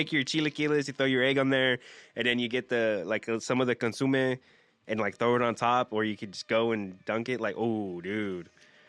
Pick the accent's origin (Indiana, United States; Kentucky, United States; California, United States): California, United States; Whittier; I'm from Whittier.